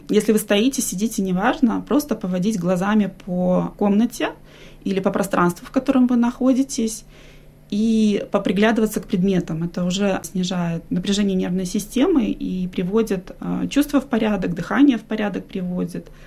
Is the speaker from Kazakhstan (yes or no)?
no; Minsk, Belarus; now in Australia; Я с семьей переехала из Беларуси, из Минска мы приехали в 2017 году.